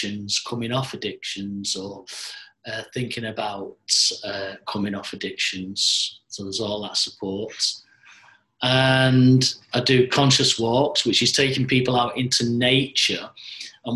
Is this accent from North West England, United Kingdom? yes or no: yes; Manchester, North West England, United Kingdom; born in Manchester, and at the moment I'm 60 years of age